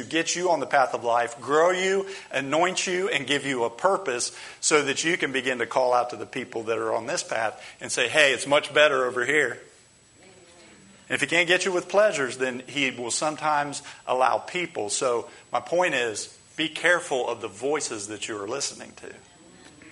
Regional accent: United States; as American Christians

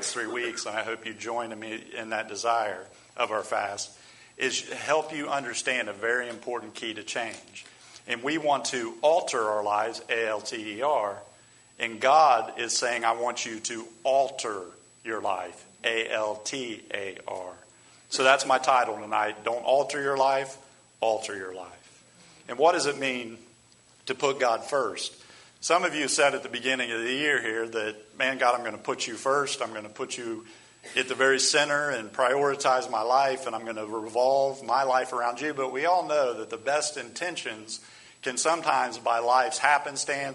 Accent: United States; as American Christians

